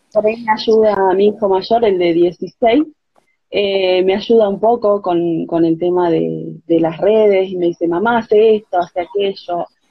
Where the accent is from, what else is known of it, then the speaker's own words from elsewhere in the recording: Barranqueras, Chaco, Argentina; now in Buenos Aires Province, Argentina; Nací en el Chaco